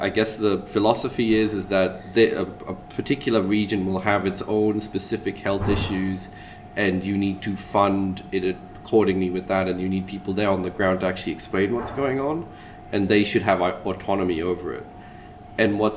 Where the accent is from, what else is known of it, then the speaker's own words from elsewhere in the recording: Australia; also born or lived in London; I'm talking as an Australian